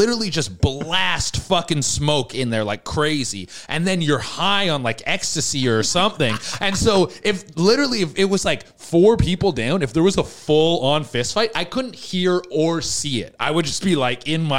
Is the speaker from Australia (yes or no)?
no; Canada; I'm Canadian